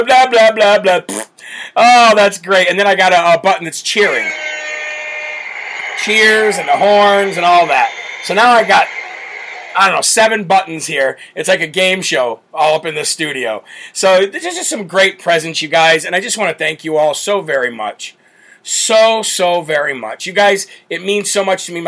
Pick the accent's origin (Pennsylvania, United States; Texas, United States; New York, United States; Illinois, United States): Illinois, United States; my home state of Illinois